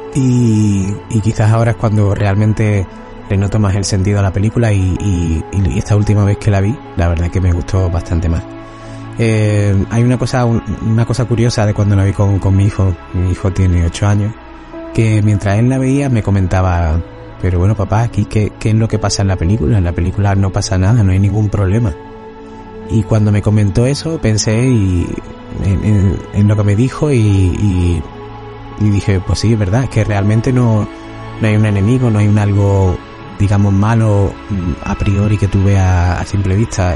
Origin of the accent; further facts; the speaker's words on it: Málaga, Andalusia, Spain; yo también soy de Málaga